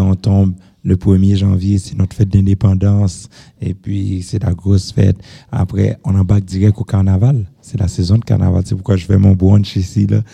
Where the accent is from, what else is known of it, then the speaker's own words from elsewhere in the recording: Haiti; moved away as an adult; now in Montreal, Canada; j'ai grandi en Haïti.